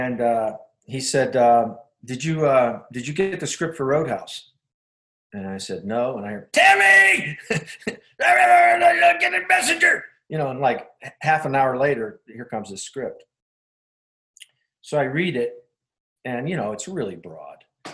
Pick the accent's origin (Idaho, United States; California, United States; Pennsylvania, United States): Pennsylvania, United States; Pittsburgh; moved away; I'm from Pittsburgh.